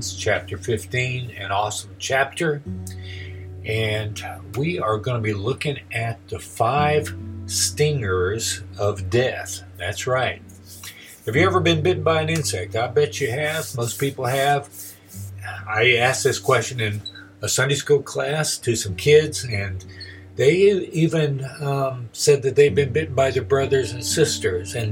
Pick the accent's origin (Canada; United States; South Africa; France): United States; Texas; now in Oklahoma, United States; growing up in Texas